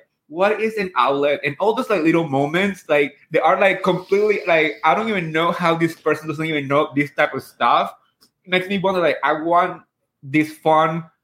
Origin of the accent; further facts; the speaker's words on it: New Jersey, United States; moved away as an adult; now in Upstate New York, United States; I grew up in Jersey, so we don't pump our own gas. And then I moved up here to upstate New York with my husband last year.